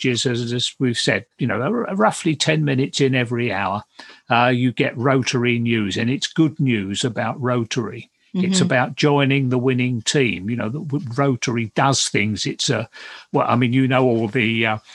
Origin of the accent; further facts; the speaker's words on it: England, United Kingdom; we're English